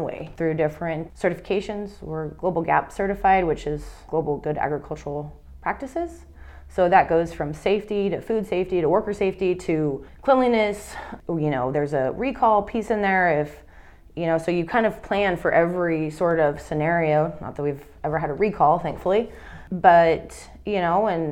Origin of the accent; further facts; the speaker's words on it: Idaho, United States; we are from Idaho